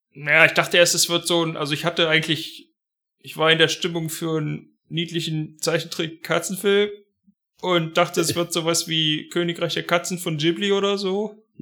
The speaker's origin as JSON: {"language": "German", "region": "Harz", "country": "Germany", "said": "bei uns im Harz"}